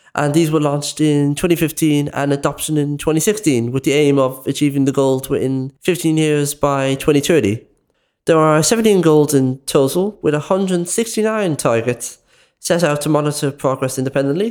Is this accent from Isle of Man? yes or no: no; Dublin, Leinster, Ireland; I am from Clonsillan, West Dublin